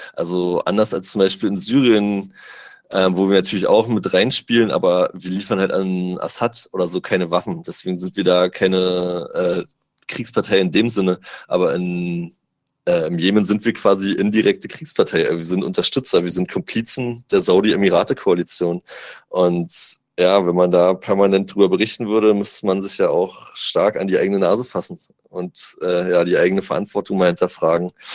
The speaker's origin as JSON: {"language": "German", "country": "Germany", "said": "ich komme aus Deutschland, ich bin deutscher Journalist"}